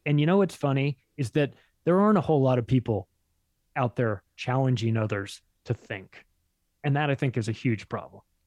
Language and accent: English; Palm Springs, California, United States; I grew up in Palm Springs.